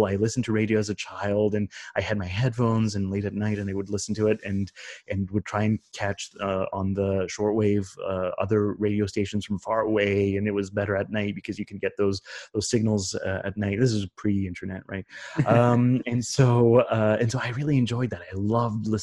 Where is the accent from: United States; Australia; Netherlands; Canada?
Canada; as a Canadian kid